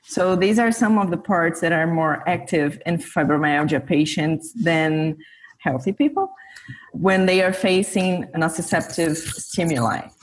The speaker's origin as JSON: {"language": "English", "region": "São Paulo", "country": "Brazil", "tie": "born or raised there", "lives_now": "São Carlos, Brazil", "said": "I was born and grew up in Sao Paulo, which is Brazil's biggest city."}